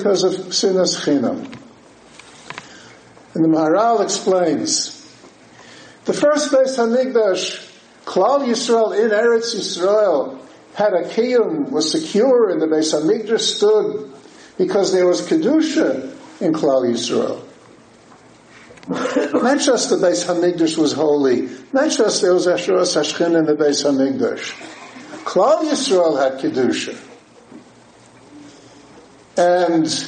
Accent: Newark, New Jersey, United States; growing up in Newark, New Jersey, in the Reform temples, the conservative temples

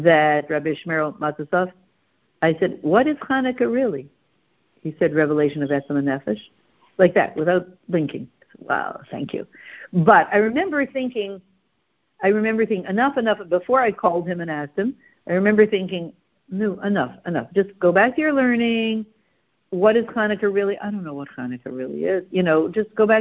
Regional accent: Canada; we're very Canadian

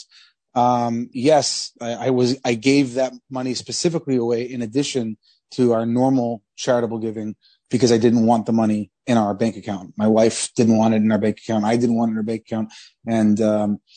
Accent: Columbus, Ohio, United States; we grew up in Columbus, Ohio.

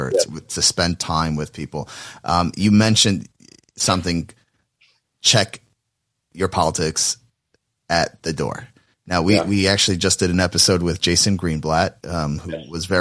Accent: Atlanta, Georgia, United States; I'm from Atlanta. So, you know, big Braves fan

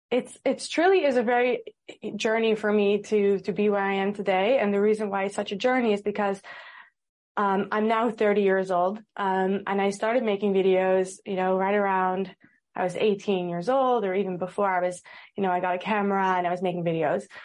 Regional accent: Amsterdam, North Holland, Netherlands; born there; also born or lived in United States; Uh, I was born in Amsterdam and I lived in America for a few years, which is why I have the accent.

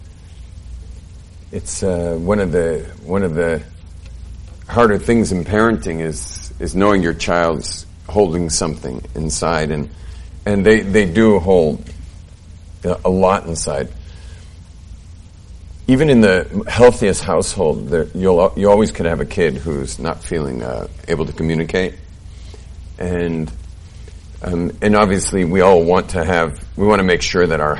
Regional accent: California, United States; now in Jerusalem, Israel; I grew up in California.

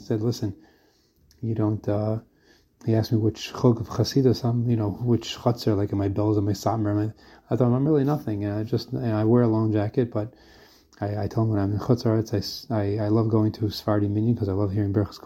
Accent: United States; also born or lived in Brooklyn; now in Israel; I'm an American guy who lives in Israel.

